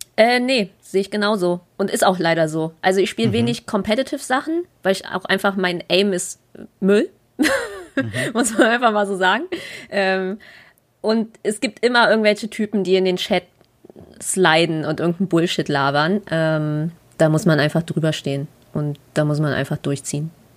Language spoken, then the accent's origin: German; Berlin, Germany; born or raised there